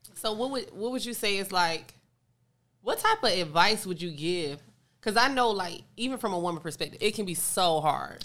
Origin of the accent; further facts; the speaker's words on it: Detroit, Michigan, United States; I'm from Detroit